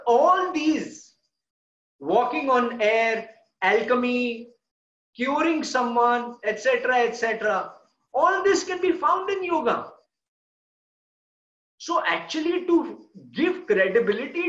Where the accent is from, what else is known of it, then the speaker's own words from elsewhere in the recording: India; I am from an Indian culture